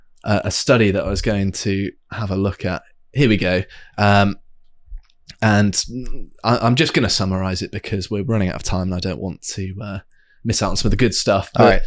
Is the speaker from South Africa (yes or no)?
no; South West England, United Kingdom; It might be the sort of residual paganism that growing up in Devon has given me, or something, whereby there's a certain amount of reverence and appreciation.